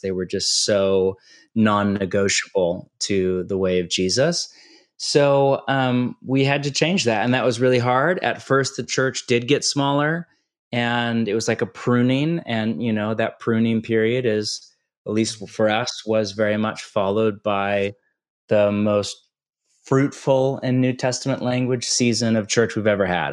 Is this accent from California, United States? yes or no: yes; California, United States; moved away; also born or lived in Portland, Oregon; I'm from California